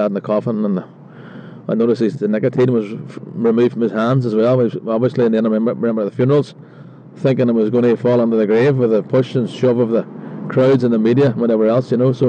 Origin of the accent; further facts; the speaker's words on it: Derry, Northern Ireland, United Kingdom; growing up in the Brandywell area